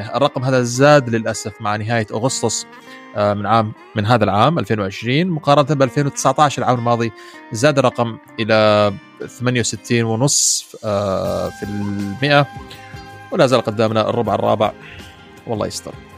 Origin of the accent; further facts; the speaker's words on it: Oman; استضفناها نحن في السلطنه